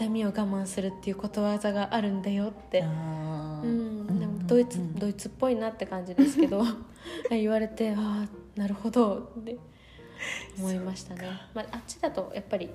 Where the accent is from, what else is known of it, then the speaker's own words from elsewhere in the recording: Niigata, Japan; 田舎出身だから新潟だから